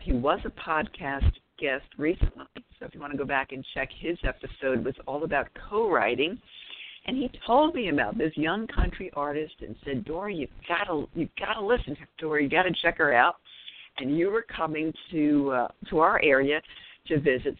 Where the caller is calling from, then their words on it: Raleigh, North Carolina, United States; I'm calling in from the Raleigh, NC area